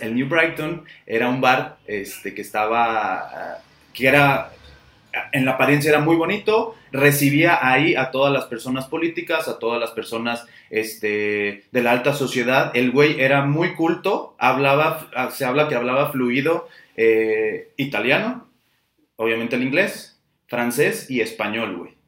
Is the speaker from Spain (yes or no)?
no; Guadalajara, Jalisco, Mexico; los que somos tapatíos